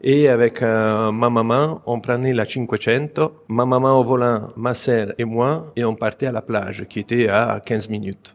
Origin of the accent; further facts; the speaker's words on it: Pisa, Tuscany, Italy; je viens de la Toscane, donc c'est la ville la plus connue, au Pise, la ville où je suis né